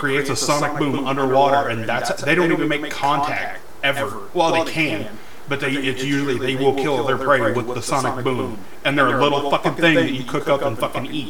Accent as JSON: {"language": "English", "town": "Winchester", "country": "United States", "tie": "born or raised there", "said": "growing up in Winchester and shit, I have a certain percentage of Native American blood"}